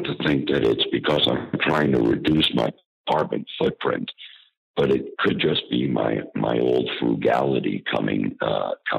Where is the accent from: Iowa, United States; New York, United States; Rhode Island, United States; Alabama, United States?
New York, United States; Scarsdale; I grew up in Scarsdale, which is, as you know, here in New York